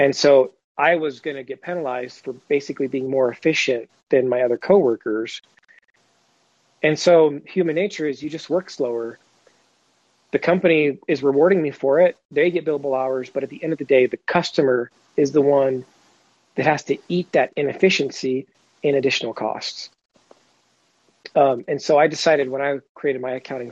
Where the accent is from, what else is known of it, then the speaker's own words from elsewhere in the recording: Huntington Beach, California, United States; moved away; also born or lived in Missouri; I grew up in Huntington Beach, California, before my dad retired and moved us to Missouri.